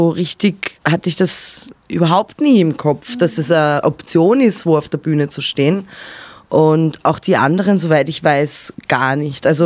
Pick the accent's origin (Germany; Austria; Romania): Austria; Ebensee, Upper Austria; now in Vienna, Austria; aufgewachsen in Oberösterreich in einem kleinen Ort.